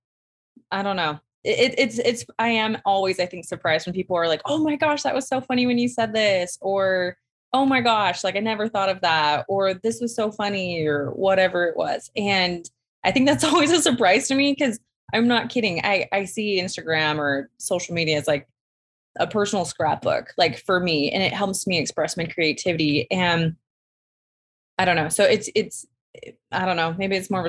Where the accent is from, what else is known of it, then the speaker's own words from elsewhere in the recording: Arizona, United States; moved away as an adult; now in Utah, United States; I'm from Arizona.